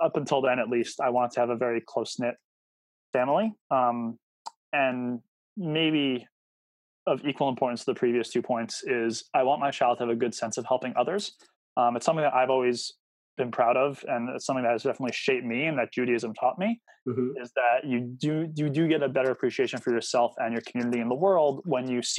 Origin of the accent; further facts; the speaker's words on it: Northern New Jersey, United States; growing up in Northern New Jersey